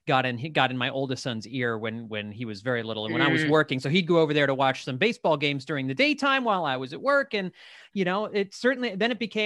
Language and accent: English; Philadelphia, Pennsylvania, United States; now in Northern Virginia, United States; I'm from the Philadelphia area originally. I live in Northern Virginia.